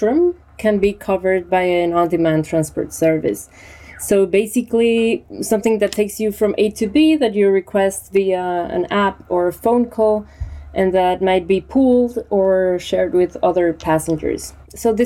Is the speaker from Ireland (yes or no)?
no; Colombia; moved away as an adult; now in Barcelona, Spain; I'm originally from Colombia, but I live in Barcelona 6 years ago.